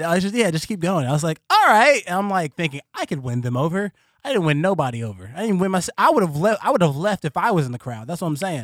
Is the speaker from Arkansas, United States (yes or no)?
no; Columbus, Ohio, United States; I was born in Columbus, Ohio